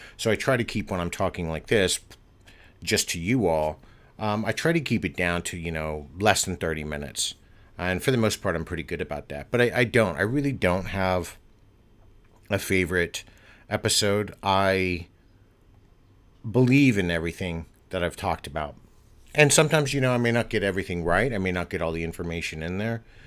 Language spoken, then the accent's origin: English; United States; moved away; I'm American and I'm living abroad